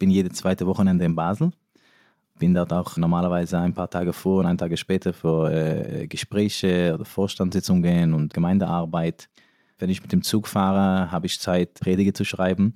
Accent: New York, United States; first language Yiddish; German is a second language; moved away as an adult; also born or lived in Israel / Berlin; now in Germany; Also ich bin in New York aufgewachsen. Englisch war aber erst meine dritte oder vierte Sprache

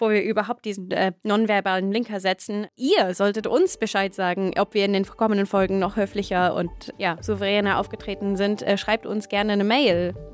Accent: England, United Kingdom; German is a second language; now in Germany; Das war ein Tipp für mich als Engländerin

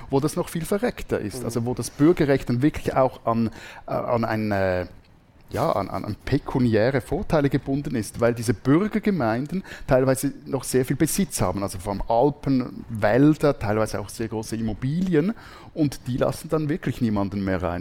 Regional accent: Männedorf, Zurich, Switzerland; born there; now in Zürich, Switzerland; ich kam in Männedorf zur Welt, das ist die Nachbargemeinde meiner Heimatgemeinde, weil dort das Spital stand. Ich wohne jetzt aber seit bald 20 Jahren in Zürich

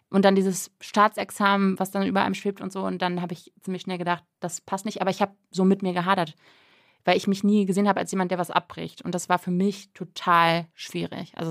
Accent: Münster, North Rhine-Westphalia, Germany; born there; Ich bin in Münster geboren worden und Münster war für mich immer so eine absolute so

